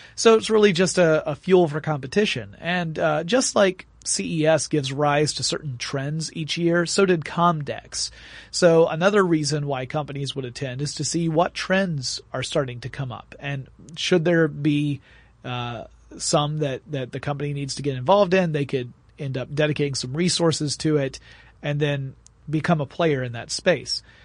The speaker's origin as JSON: {"language": "English", "town": "Atlanta", "region": "Georgia", "country": "United States", "said": "I'm from Atlanta, Georgia"}